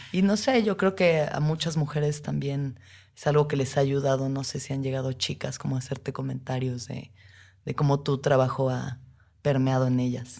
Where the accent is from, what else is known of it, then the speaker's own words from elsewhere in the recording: Mexico; como mujeres mexicanas